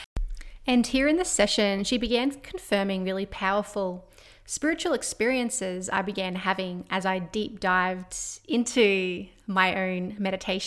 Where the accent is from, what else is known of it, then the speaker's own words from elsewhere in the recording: Australia; my hometown, my small little mining town here in Australia